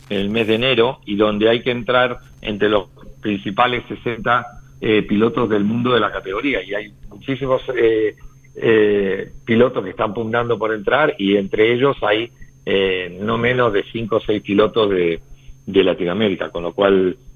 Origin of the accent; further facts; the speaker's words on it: Argentina; now in Spain; Y yo como argentino